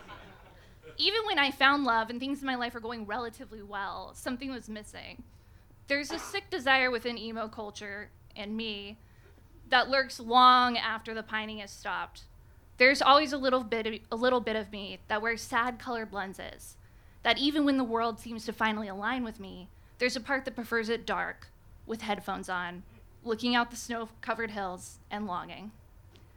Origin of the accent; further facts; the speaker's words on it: Reno, Nevada, United States; moved away as an adult; also born or lived in San Francisco; After college, I moved from my hometown of Reno, Nevada to San Francisco.